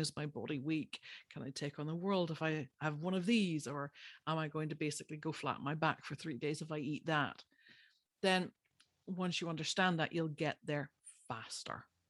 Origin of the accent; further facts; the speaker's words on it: Ireland; I'm Irish. By birth, I grew up there.